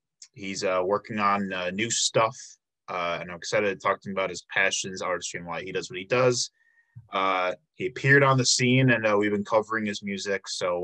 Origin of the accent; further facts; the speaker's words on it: Chicago, Illinois, United States; now in Milwaukee, United States; I'm from the Chicago area